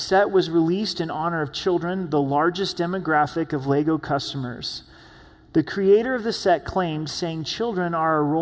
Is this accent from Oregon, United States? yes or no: yes; Southern Oregon, United States; moved away; growing up in Southern Oregon, we would catch frogs